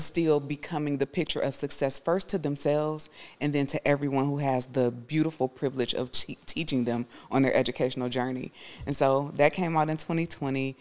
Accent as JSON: {"language": "English", "country": "United States", "said": "I would be sometimes the only person from America"}